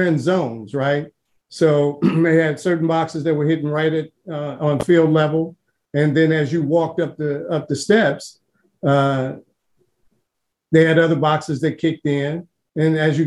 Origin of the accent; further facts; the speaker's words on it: Cincinnati, Ohio, United States; I grew up in Cincinnati